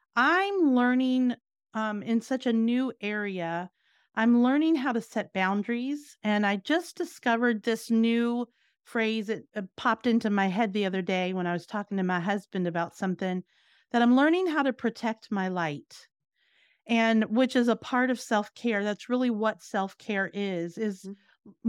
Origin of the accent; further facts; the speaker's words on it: Virginia, United States; moved away as an adult; also born or lived in New Jersey; now in Florida, United States; I grew up in Virginia and I moved around, went to college, different things like that, but then ended up in New Jersey.